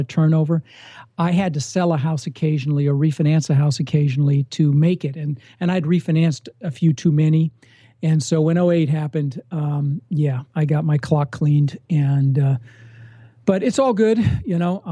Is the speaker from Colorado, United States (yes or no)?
yes; Denver, Colorado, United States; also born or lived in Netherlands; I immigrated when I was six from Holland. My mom and I and my brother immigrated on a boat and ended up in Denver